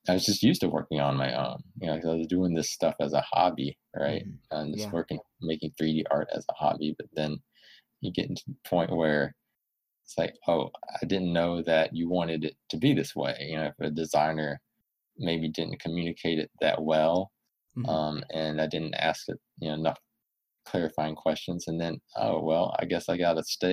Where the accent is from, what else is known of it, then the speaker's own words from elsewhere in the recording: Alabama, United States; moved away as an adult; also born or lived in California; I'm originally from Alabama, and, you know, moved out to California, you know, for a first job